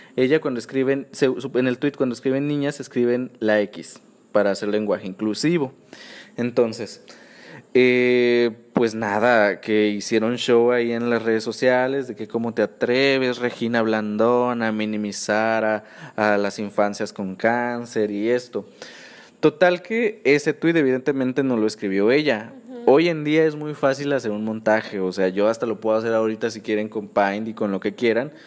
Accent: Guerrero, Mexico; also born or lived in Nuevo León; now in Monterrey, Mexico; yo soy de Guerrero. Entonces, yo cuando me vine a vivir a Nuevo León

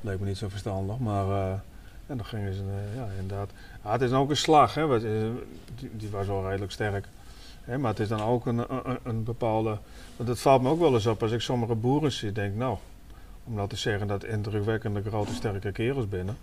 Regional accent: Netherlands; En ik kom uit de Transvaalwijk vandaan, zeg maar, Vogelwijk, Muziekwijk. Daar dan had je vroeger allemaal buurtwinkeltjes, maar wij speelden ook altijd op straat

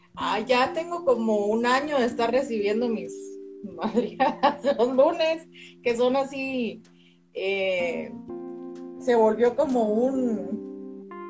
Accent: Guatemala City, Guatemala Department, Guatemala; Soy de Guatemala, de la ciudad de Guatemala

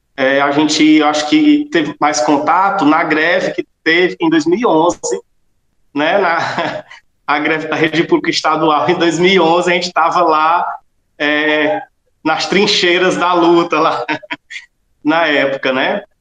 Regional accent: Solonópolis, Ceará, Brazil; moved away as an adult; also born or lived in Fortaleza; voltei à minha terra aqui, Solonópolis, e estou até hoje aqui na escola

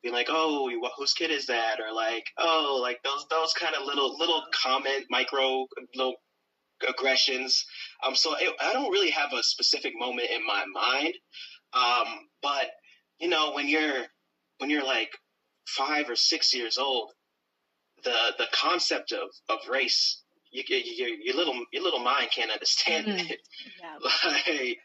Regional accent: Brewer, Maine, United States; In Brewer, where I grew up in Brewer, Maine, we were the only black family, really.

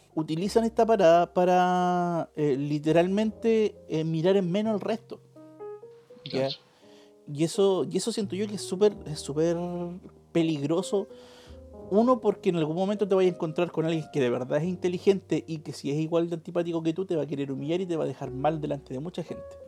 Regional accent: Chile; procesos históricos que hemos vivido como chilenos

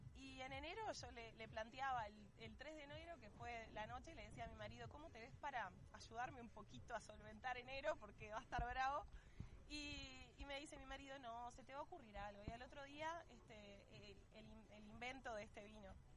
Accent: Uruguay; ser uruguayos

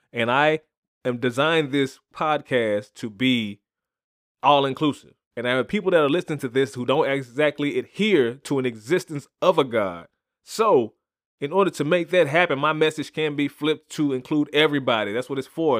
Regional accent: Chattanooga, Tennessee, United States; my hometown of Chattanooga, Tennessee

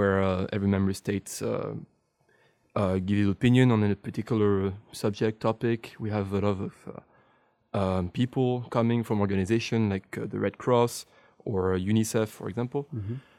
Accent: France; now in Brussels, Belgium; I'm French

